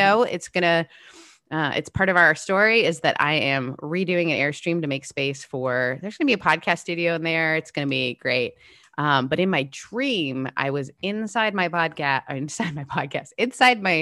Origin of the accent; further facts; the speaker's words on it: Canada; moved away; My house that I grew up in Canada was the coolest house